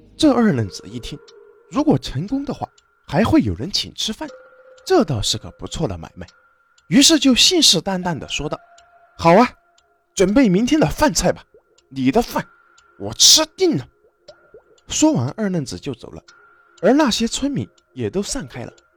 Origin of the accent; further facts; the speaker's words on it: China; 我们中国有着道教